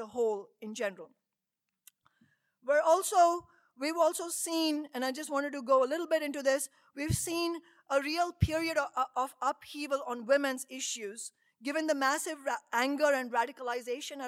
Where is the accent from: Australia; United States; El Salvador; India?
India; moved away; all the way from India, my home country